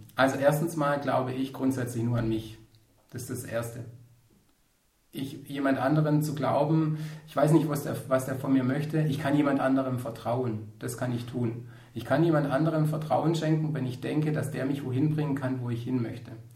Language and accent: German; Ostalb, Swabia, Baden-Württemberg, Germany; wir auf der Ostalb, wo ich herkomme, vom Schwabenland